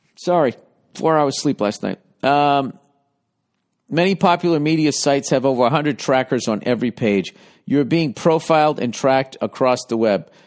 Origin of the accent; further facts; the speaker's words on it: United States; I'm an American